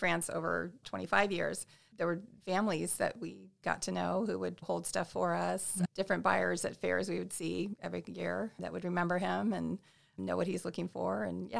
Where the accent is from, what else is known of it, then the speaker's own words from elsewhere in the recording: Alaska, United States; moved away as an adult; also born or lived in California; I grew up mostly in Alaska and moved to California to go to college.